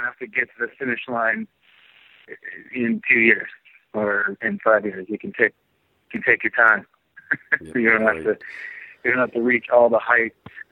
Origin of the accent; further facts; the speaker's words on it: San Francisco, California, United States; I've always been from the United States. I mean, I was born in San Francisco